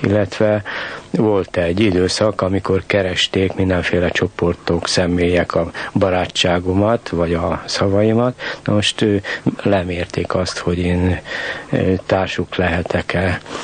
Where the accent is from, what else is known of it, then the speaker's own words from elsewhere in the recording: Bratislava, Bratislava Region, Slovakia; moved away as an adult; also born or lived in Czechoslovakia / Novi Sad; now in Budapest, Hungary; élek én pozsonyiként Budapesten